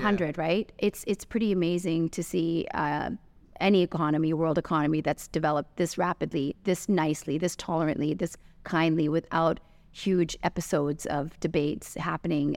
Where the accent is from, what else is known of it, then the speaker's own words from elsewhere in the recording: Canada; also born or lived in London, United Kingdom / Los Angeles, United States / Santa Monica, California, United States; now in Dubai, United Arab Emirates; I was born in London and I was raised in Canada